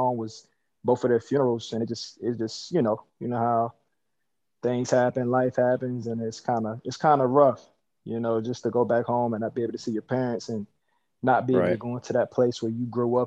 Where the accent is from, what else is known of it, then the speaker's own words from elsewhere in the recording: Virginia Beach, Virginia, United States; moved away as an adult; now in Maryland, United States; Virginia Beach, born and raised